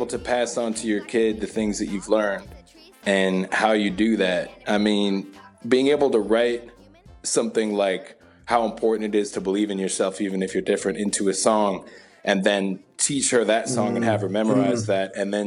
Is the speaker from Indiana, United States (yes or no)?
yes; Southern Indiana, United States; I grew up in the Midwest. I grew up in Southern Indiana.